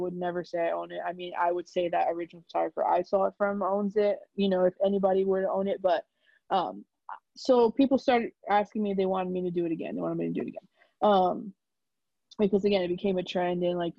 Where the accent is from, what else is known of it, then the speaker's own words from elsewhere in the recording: New York, United States; I'm from New York